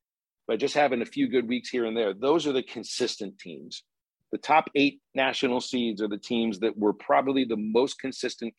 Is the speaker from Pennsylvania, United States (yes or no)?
yes; Pittsburgh, Pennsylvania, United States; moved away; I grew up in Pittsburgh as a Pirates fan and a professional sports fan